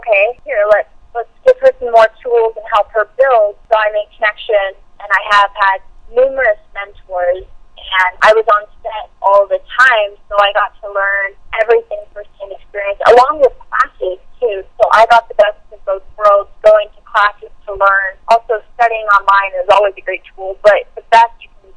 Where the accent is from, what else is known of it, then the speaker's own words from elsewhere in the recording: Seattle, Washington, United States; growing up in Seattle, because it's a smaller indie market